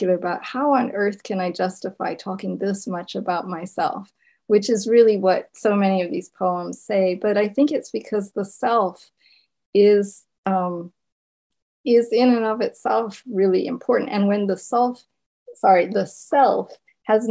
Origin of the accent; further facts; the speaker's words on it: Zimbabwe; first language Shona; English is a second language; moved away as an adult; now in United States; my first language had been Shona, growing up in Zimbabwe